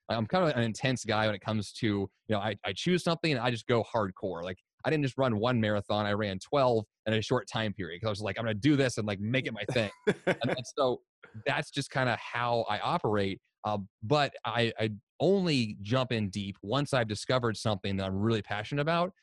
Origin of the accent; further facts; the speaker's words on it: Columbia, Missouri, United States; moved away as an adult; also born or lived in Boston; I grew up in Columbia, Missouri, in the United States